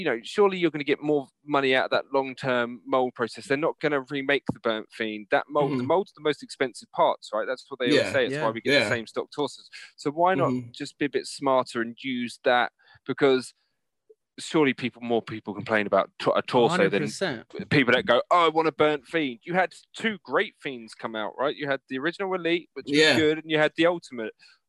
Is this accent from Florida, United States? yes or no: yes; Jacksonville, Florida, United States; because, again, I'm from Jax, right?